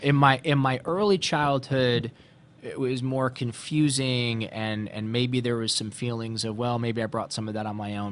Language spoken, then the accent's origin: English; Ohio, United States; growing up in Ohio